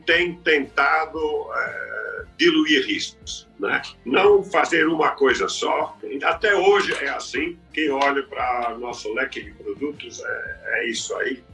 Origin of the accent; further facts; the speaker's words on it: Brazil; eu também sou brasileiro